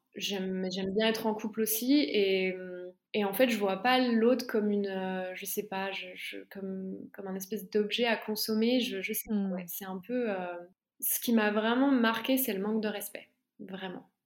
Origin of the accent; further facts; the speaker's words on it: Besançon, Bourgogne-Franche-Comté, France; moved away as an adult; ma ville natale à Besançon